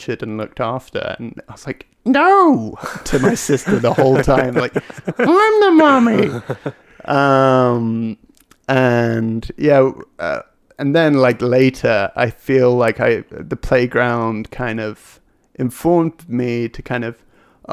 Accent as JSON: {"language": "English", "town": "Hereford", "region": "West Midlands", "country": "United Kingdom", "said": "I'm from England. I'm from a small town right by Wales called Hereford"}